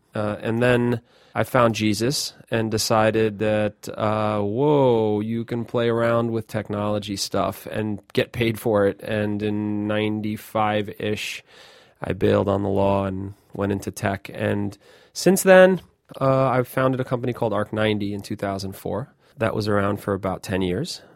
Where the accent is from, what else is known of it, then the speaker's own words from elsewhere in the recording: New York, United States; I grew up in New York